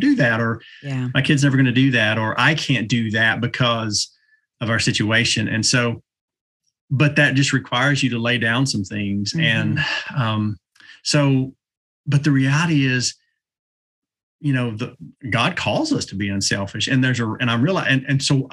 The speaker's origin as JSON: {"language": "English", "region": "East Tennessee", "country": "United States", "tie": "born or raised there", "said": "I'm from East"}